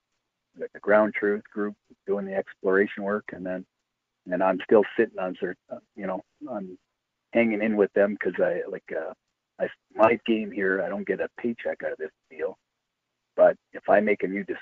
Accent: Timmins, Ontario, Canada; I'm from Timmins

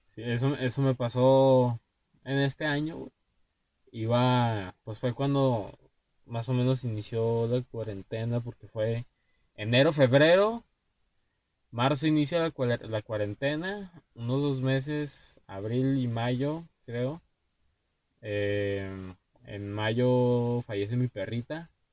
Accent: Durango, Mexico; nosotros somos de Durango. Yo vivo en Durango

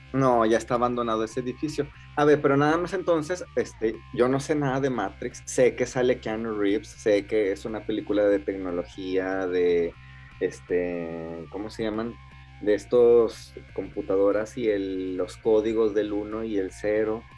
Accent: Mexico; now in Japan; Somos mexicanos viviendo en Inglaterra

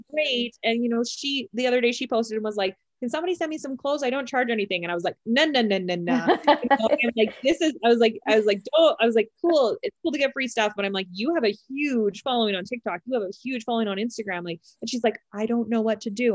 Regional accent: Canada; We're both Canadian

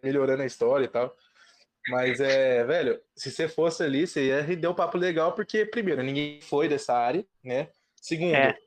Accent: Ribeirão Preto, São Paulo, Brazil; eu sou de Ribeirão

